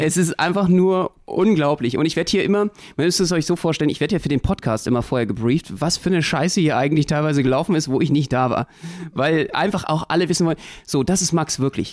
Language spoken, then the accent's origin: German; Berlin, Germany; als Berliner